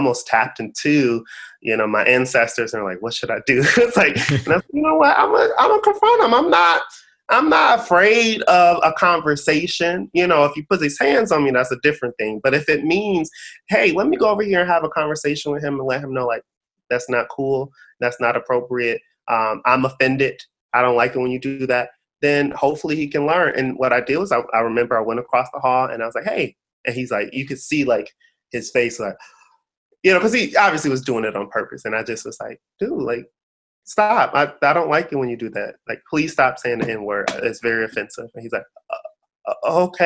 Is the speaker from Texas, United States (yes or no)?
no; Detroit, Michigan, United States; growing up in Detroit, it's majority African American